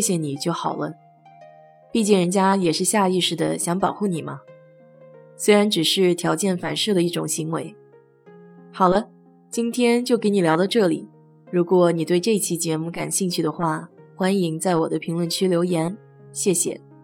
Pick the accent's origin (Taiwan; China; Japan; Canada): China; now in United States; 我们中国人打碎玩，喜欢来句碎碎平安